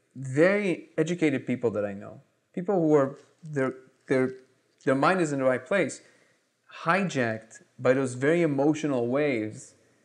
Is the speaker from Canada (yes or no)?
no; Israel; also born or lived in Russia; Because I was born in Russia, I grew up in Israel.